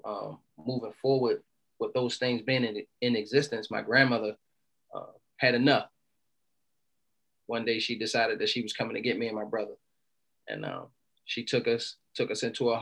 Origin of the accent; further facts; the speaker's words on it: Baltimore, Maryland, United States; I'm from Baltimore City, Baltimore, Maryland